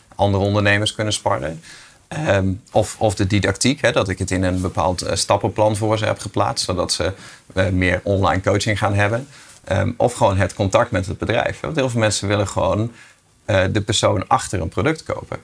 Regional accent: Groningen, Netherlands; als Groninger word je best wel even getest

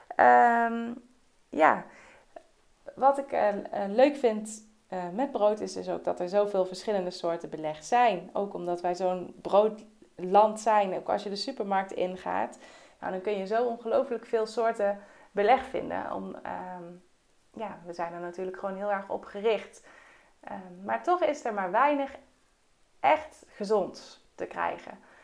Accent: Netherlands; wij eh, als Nederlanders

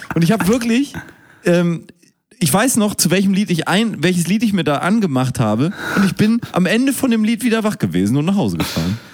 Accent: Hamburg, Germany; Hamburger hier, der im Rathaus wohnt

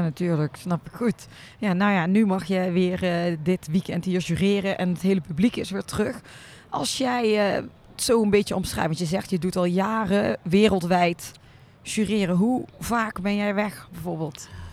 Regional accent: North Brabant, Netherlands; now in Weert, Netherlands; Ik ben een Brabander, woon al heel lang in Weert

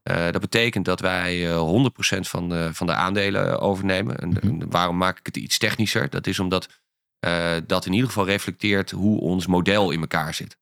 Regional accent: Ankum, Overijssel, Netherlands; moved away; also born or lived in Amsterdam; ik kom uit een heel klein dorpje

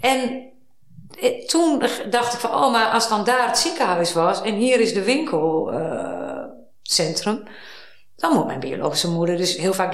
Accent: Hilversum, North Holland, Netherlands; born there; ik ben in Hilversum geboren. Van, hé, hey, ik ben hier vlak, vlakbij geboren.

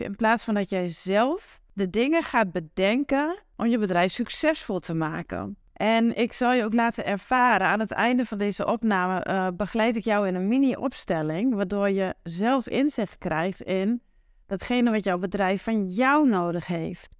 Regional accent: Twente countryside, Overijssel, Netherlands; accent: Twents; waar ik vandaan kom, uh, het Twentse platteland. Dat hoor je vast wel in mijn accent

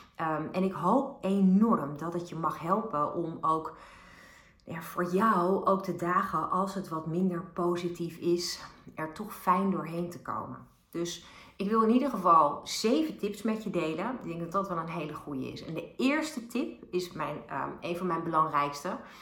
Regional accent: Bilthoven, Utrecht, Netherlands; ik ben opgegroeid in Beeldhoven bij de Julianenlaan En dat is heel dicht bij het spoor, uh, het, het, treinspoor tussen Den Dolder en Utrecht

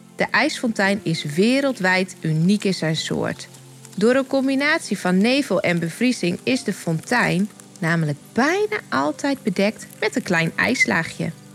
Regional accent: Dokkum, Friesland, Netherlands; Ik ben geboren op een van de bolwerken van Dokkum en woon nu met mijn man en drie tieners ook op de bolwerken

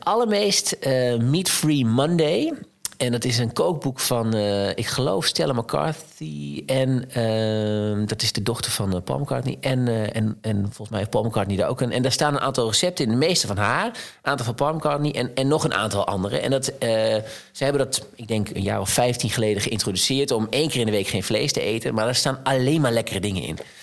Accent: Twente, Overijssel, Netherlands; ik kom uit Twente

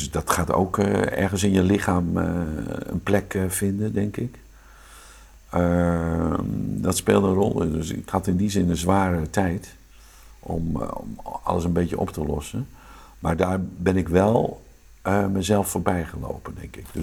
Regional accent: Amsterdam, North Holland, Netherlands; accent: Amsterdam; Ik zeg, Johan! Johan! Op mijn Amsterdamse accent. kwam ineens weer tevoorschijn.

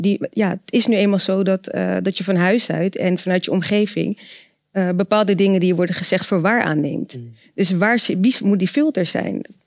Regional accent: Rotterdam, South Holland, Netherlands; ik ben eh, zelf ook geboren en getogen in Rotterdam

